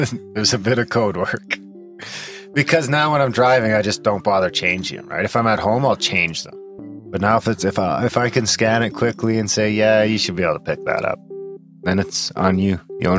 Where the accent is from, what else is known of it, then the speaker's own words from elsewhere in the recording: Canada; We get a lot of flack for being Canadian.